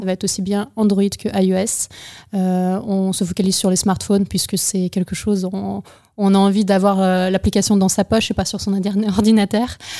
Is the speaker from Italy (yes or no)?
no; Ukraine; also born or lived in United States; now in Bordeaux, France; Je suis née en Ukraine, j'ai étudié aux États-Unis, j'ai vécu un peu là-bas et revenue en France à Bordeaux